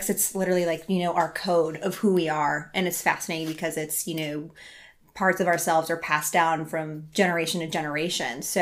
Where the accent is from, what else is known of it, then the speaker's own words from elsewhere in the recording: Iowa, United States; They hear you're American, and I'm like, I'm from Iowa.